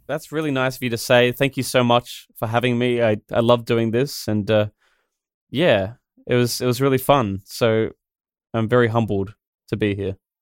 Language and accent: English; Australia; I'm the Australian animated guy